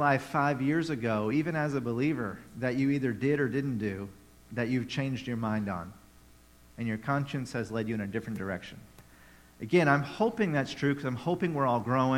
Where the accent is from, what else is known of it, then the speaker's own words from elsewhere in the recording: Tennessee, United States; moved away; I grew up in Tennessee